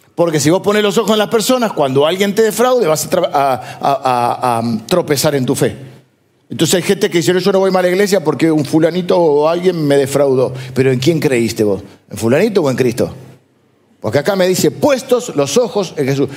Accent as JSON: {"language": "Spanish", "country": "Argentina", "said": "somos argentinos, pero antes de que argentinos somos ciudadanos del reino de Dios"}